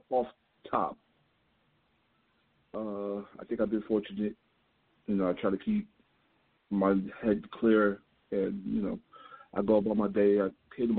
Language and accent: English; New York City, New York, United States; From New York City.